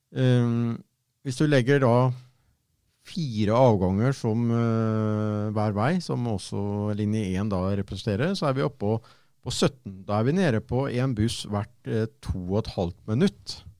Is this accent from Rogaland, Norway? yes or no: no; Fredrikstad, Østfold, Norway; Jeg kommer jo fra Borge